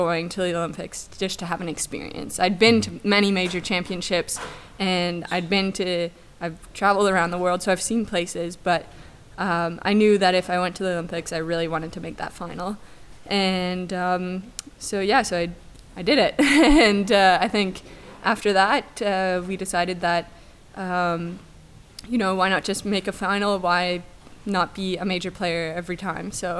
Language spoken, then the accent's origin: English; Moncton, New Brunswick, Canada; moved away as an adult; my hometown in Moncton, New Brunswick